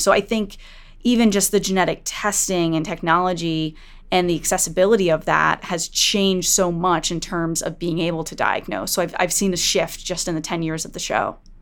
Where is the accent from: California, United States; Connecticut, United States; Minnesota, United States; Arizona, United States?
Connecticut, United States; in Connecticut, in the town next to my hometown